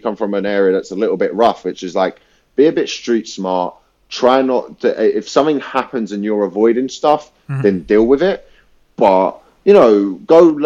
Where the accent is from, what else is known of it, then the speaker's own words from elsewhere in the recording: London, United Kingdom; moved away as an adult; now in Glasgow, United Kingdom; I grew up in South London